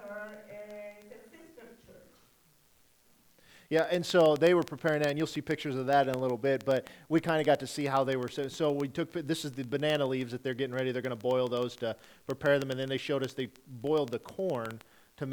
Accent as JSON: {"language": "English", "region": "Nebraska", "country": "United States", "tie": "born or raised there", "moved": "yes", "said": "I grew up in Nebraska"}